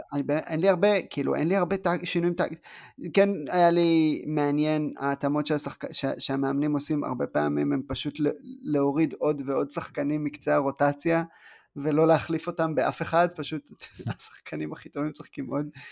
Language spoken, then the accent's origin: Hebrew; southern Israel, Israel; אני בא מה, מהדרום